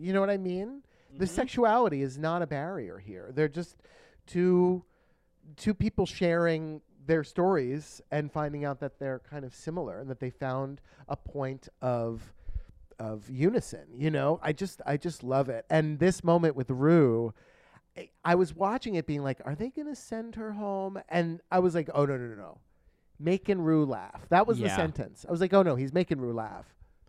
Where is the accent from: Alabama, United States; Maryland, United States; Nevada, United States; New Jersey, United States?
New Jersey, United States; Ridgewood; And I was like, oh, my gosh. I was like, oh, that's where I'm from. I was born in Valley Hospital.